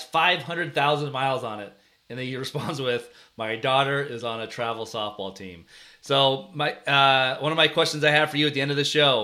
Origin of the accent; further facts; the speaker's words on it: California, United States; We're from California